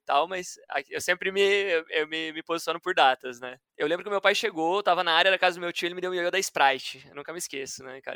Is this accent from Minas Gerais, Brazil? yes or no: no; Curitiba, Paraná, Brazil; moved away as an adult; Eu sou de Curitiba